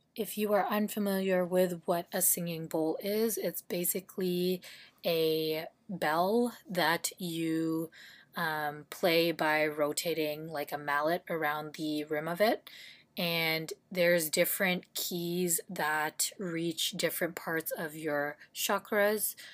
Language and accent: English; Ontario, Canada; also born or lived in Philippines; I was born in the Philippines, and when I was one, my family decided to move to Canada so I was raised in an immigrant household in Ontario, Canada